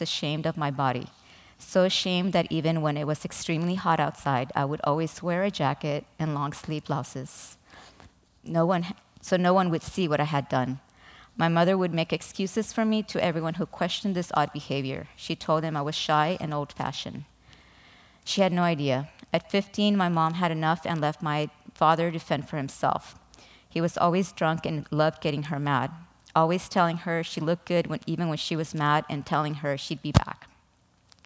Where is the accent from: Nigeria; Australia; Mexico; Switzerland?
Mexico; I was born in Mexico to an alcoholic father and emotionally unavailable